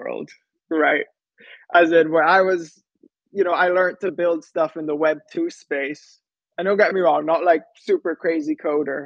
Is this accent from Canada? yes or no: no; Antigua & Barbuda; also born or lived in United States / San Francisco; I'm from Antigua. It's a small Caribbean island